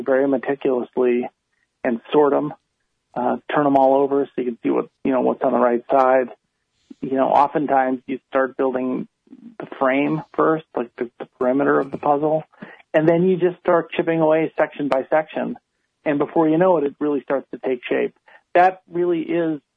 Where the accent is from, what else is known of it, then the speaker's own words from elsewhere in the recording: Chicago, Illinois, United States; I grew up in Chicago.